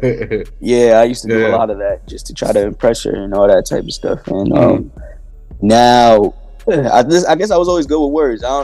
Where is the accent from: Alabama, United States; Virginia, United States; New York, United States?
New York, United States; Yonkers; Really close to Getty Square, but I live my majority of my life near Cross County